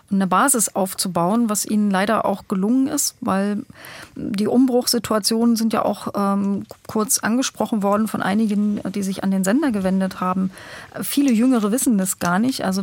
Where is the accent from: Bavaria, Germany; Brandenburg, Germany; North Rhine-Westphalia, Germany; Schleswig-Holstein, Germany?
Brandenburg, Germany; Aber in Brandenburg, wo ich herkomme, da ist halt der Gauland unterwegs und der Kalbitz.